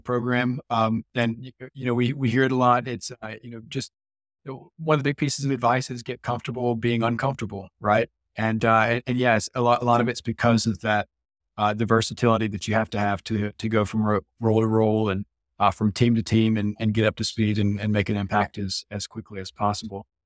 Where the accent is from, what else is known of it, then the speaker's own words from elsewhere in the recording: Mississippi, United States; I'm from born and raised in Mississippi